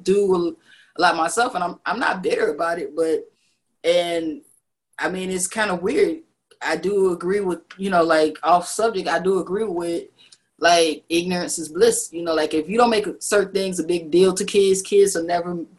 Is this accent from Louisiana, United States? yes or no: no; Chicago, Illinois, United States; I'm from the South Side